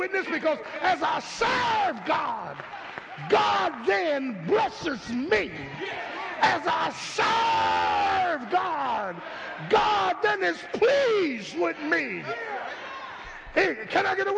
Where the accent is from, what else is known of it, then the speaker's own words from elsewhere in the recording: Philadelphia, Pennsylvania, United States; I'm from South Philly from the 60s.